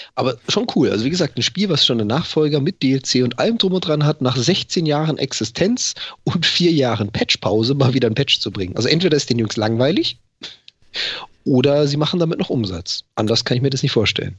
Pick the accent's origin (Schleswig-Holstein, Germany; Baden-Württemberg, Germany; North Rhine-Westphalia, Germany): Baden-Württemberg, Germany; Freiburg; now in Hamburg, Germany; da wo ich herkomme aus, aus Freiburg, da hatten wir das auch, den Schlachter, den Metzger um die Ecke